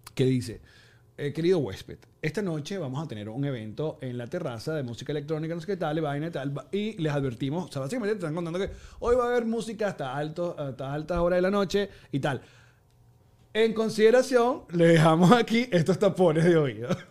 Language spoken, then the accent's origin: Spanish; Margarita, Nueva Esparta, Venezuela; como fui criado en Margarita